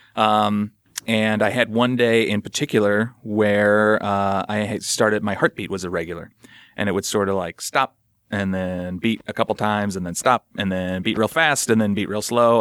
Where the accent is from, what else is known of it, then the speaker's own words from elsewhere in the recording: St. Louis, Missouri, United States; I'm from the Midwest as well, Saint Louis area